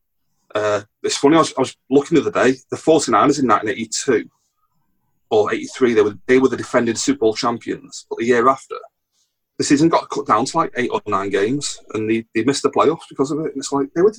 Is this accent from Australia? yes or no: no; England, United Kingdom; I'm talking as an Englishman